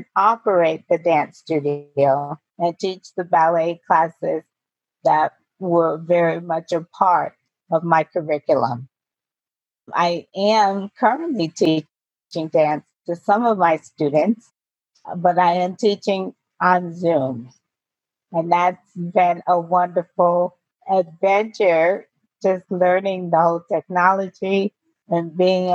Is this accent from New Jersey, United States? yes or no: no; Poughkeepsie, New York, United States; moved away as an adult; also born or lived in Albany, New York; now in Virginia, United States; I was born in Albany, New York, and raised in Poughkeepsie, New York